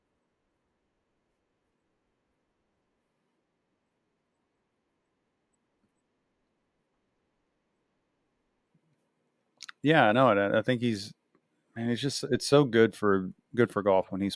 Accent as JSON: {"language": "English", "town": "Louisville", "region": "Kentucky", "country": "United States", "tie": "born or raised there", "said": "where I grew up in Kentucky and Louisville"}